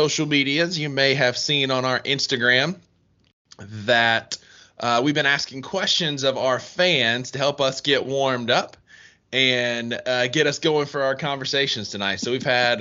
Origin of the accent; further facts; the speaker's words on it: Mississippi, United States; now in South Carolina, United States; I'm from Mississippi